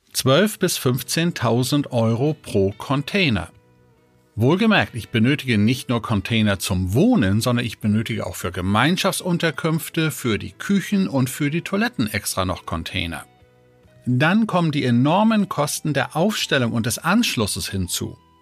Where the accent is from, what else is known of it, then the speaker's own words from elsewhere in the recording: Denmark; now in Germany; gebürtiger Däne